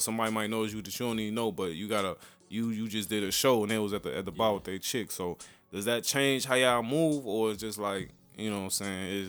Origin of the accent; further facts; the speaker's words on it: Chicago, Illinois, United States; I'm from the South Side.